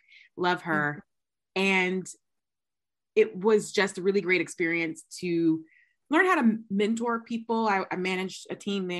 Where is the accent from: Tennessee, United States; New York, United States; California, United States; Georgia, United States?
Georgia, United States; I'm from Georgia.